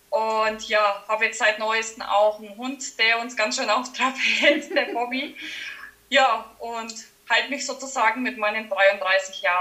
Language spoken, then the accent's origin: German; Schlüsselfeld, Bavaria, Germany; accent: Franconian; Ich, man hört es wahrscheinlich an meinem Dialekt. Ich komme aus dem schönen Franken, äh, genauer gesagt aus Schlüsselfeld.